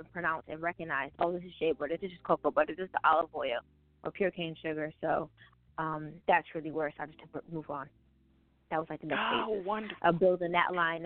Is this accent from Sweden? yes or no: no; Buffalo, New York, United States; I'm from Buffalo, New York, and it's cold here